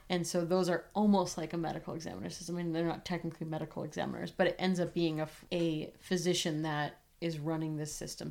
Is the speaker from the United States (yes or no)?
yes; New England, United States; I am from New England and I was very close to Boston